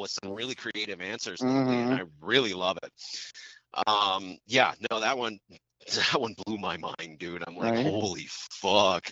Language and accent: English; United States; I'm an American